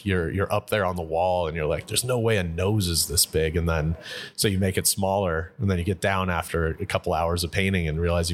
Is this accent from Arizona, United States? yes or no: yes; Tucson, Arizona, United States; I was born in Tucson